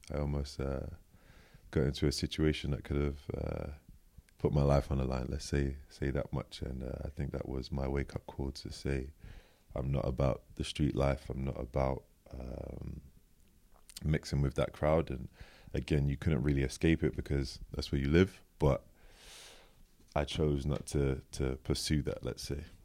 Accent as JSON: {"language": "English", "region": "London", "country": "United Kingdom", "tie": "born or raised there", "said": "I was born in East London, Manor Park, actually. Yeah, good old East London."}